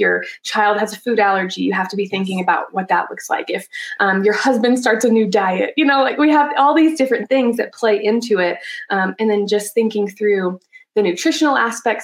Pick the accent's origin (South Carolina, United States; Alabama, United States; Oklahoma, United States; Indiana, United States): Alabama, United States; moved away as an adult; now in Colorado, United States; So I'm actually from Alabama originally. And then after college, I moved to Colorado. And that's where I live now